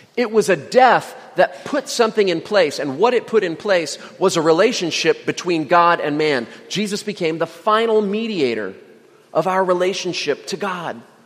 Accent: Indiana, United States; moved away; also born or lived in Virginia; I lived in Virginia for nine years, even though I'm from Indiana

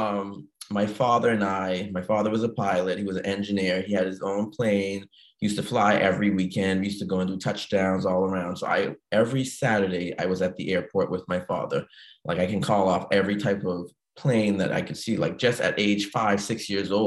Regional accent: Bahamas; moved away as an adult; I was born and raised in the Bahamas, 1989, left the Bahamas 25 years later in 2014.

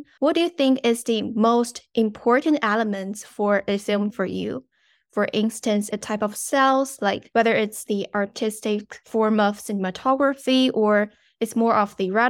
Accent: China; I am also from China

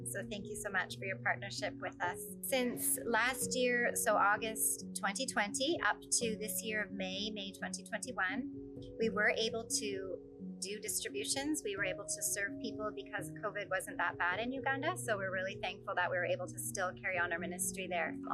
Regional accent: Thailand; also born or lived in United States; I was born in Thailand and raised by missionary parents, but went to the US to go to college, and after college, started a software business. God called my wife and I back to Thailand.

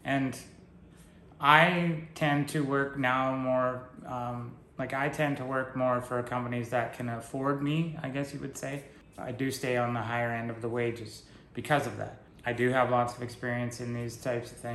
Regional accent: British Columbia, Canada; moved away; I was born in British Columbia and why I don't live there anymore

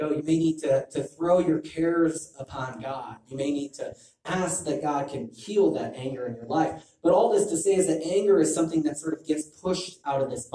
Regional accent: Illinois, United States; I'm from Illinois

